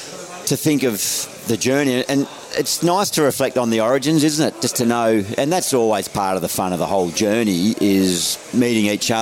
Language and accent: English; New South Wales, Australia; moved away as an adult; also born or lived in Western Australia; I never thought I would leave my home state.